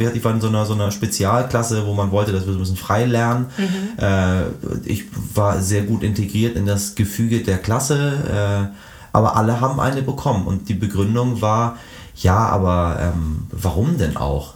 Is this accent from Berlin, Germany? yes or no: no; Hamburg, Germany; also born or lived in Iran; nach Hamburg-Eidelstedt wieder zurückkehre in die Gedanken der, der späten 80er